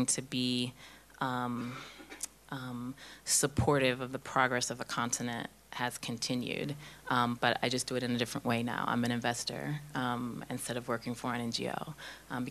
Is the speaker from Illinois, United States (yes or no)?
no; Houston, Texas, United States; moved away as an adult; now in Kenya; So I grew up in Houston.